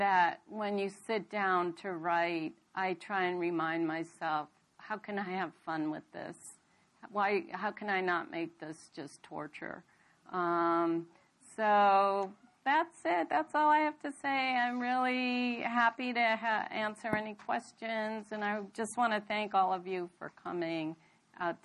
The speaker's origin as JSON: {"language": "English", "country": "United States", "tie": "born or raised there", "also_born_or_lived": "India", "said": "I'm born in India, but I came here when I was a very young girl, 4 years old, and I grew up here"}